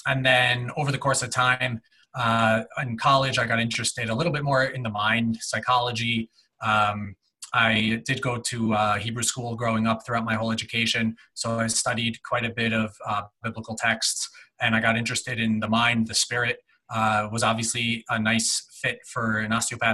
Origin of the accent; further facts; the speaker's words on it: New Jersey, United States; moved away as an adult; now in Minnesota, United States; I grew up in New Jersey, 20 minutes out of New York